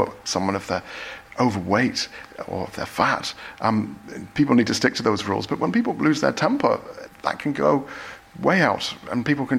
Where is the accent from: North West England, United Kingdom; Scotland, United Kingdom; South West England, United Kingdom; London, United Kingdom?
Scotland, United Kingdom; And, you know, growing up in Scotland, you're not allowed to stare.